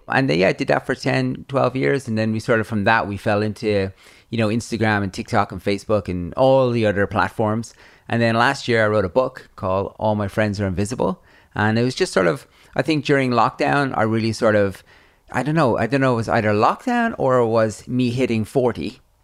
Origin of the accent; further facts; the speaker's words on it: Ireland; I grew up in Ireland, in the eighties